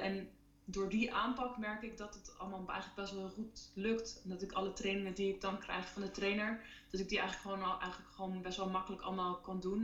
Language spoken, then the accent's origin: Dutch; Netherlands; en wij als Nederlanders